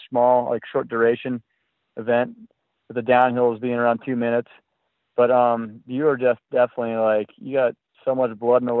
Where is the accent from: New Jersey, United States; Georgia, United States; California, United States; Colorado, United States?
California, United States; also born or lived in Vermont; I grew up in California